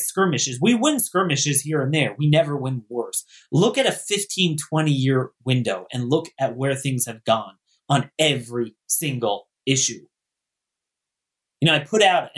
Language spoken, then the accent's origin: English; Maryland, United States; in Maryland, my home state, St. Mary's County